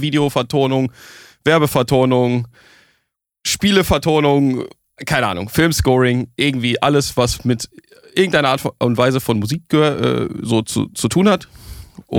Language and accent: German; Essen, North Rhine-Westphalia, Germany; ich komme aus Essen.